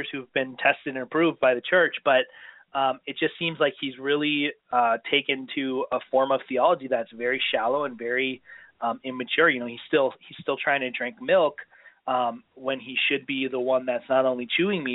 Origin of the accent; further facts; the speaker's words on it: Minneapolis, Minnesota, United States; moved away; I was from Minneapolis